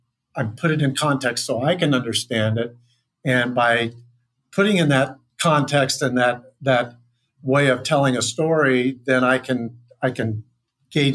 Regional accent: Kansas, United States; I grew up in Kansas

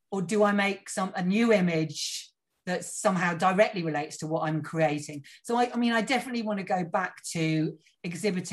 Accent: Cornwall, South West England, United Kingdom; I grew up down in Cornwall

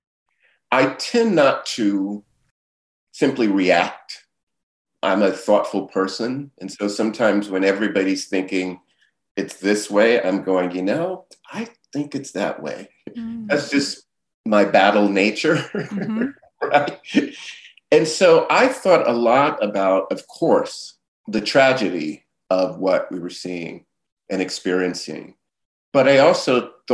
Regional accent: Miami, Florida, United States; moved away; growing up in Liberty City, I, as a kid, witnessed civil unrest

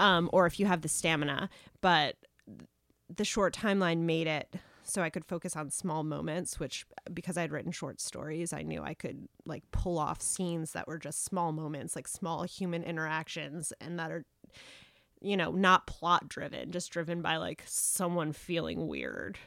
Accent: South Carolina, United States; moved away; I grew up in South Carolina

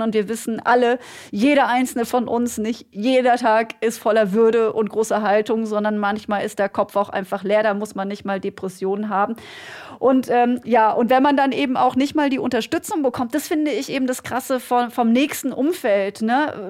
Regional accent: Germany; hier bei uns in Deutschland

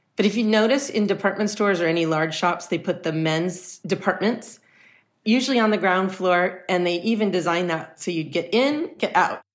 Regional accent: Los Angeles, California, United States; I grew up in Los Angeles in the heart

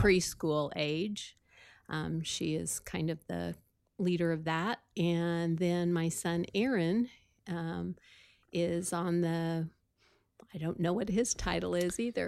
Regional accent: Sullivan, Illinois, United States; I was from Sullivan, Illinois

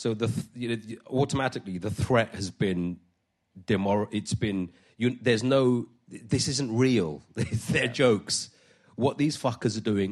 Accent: London, United Kingdom; I'm Indian of heritage, but born in London. I'm a North London working-class man, boy then

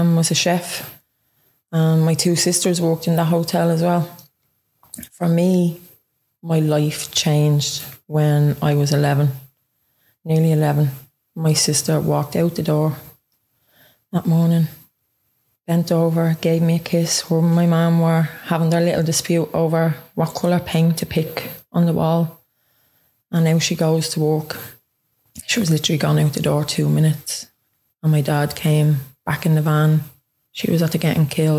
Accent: Dublin, Leinster, Ireland; now in Ballyfermot, Ireland; I'm originally from Ringsend and I live in Ballyfermot now, nearly the last 4 years.

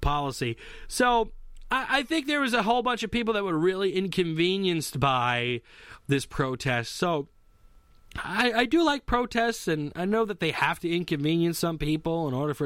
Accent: United States; I'm extremely proud as an American

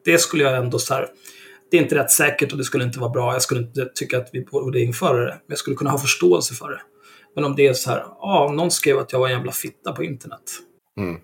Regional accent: Stockholm, Stockholm County, Sweden; redan när jag kom dit så var jag en dryg stockholmare

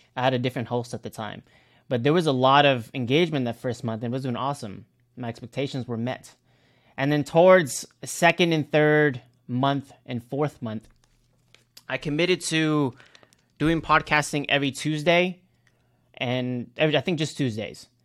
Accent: Cebu, Central Visayas, Philippines; I'm from Cebu

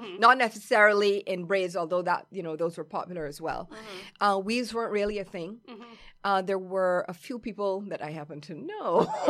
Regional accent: Barbados; born or raised there; moved away

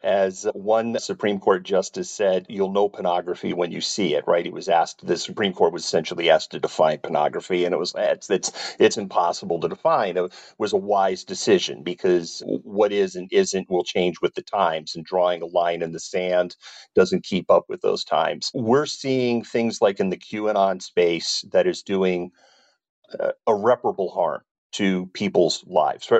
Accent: United States; I'm from the United States.

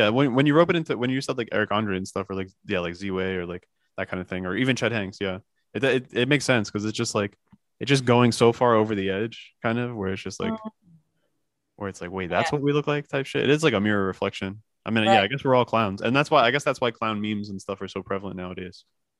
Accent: New Jersey, United States; now in New York, United States; I'm already from Jersey, so you know that I'm a clown. I'm paying excessive amounts of rent in New York.

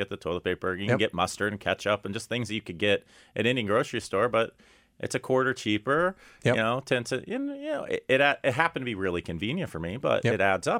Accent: Texas, United States; and always good to have a fellow Texan call in, David, I'm also a Texan.

